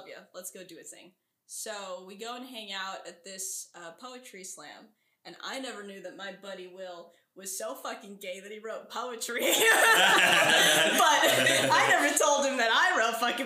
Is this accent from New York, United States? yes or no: yes; New York City, New York, United States; also born or lived in Astoria, Queens / Brooklyn; I grew up in New York City. Cool. In Sunnyside